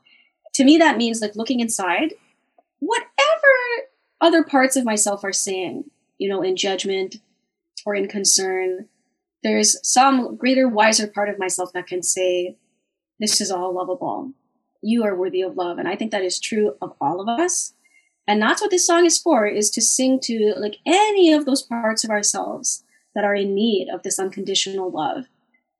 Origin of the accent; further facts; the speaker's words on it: Winnipeg, Manitoba, Canada; my hometown of Winnipeg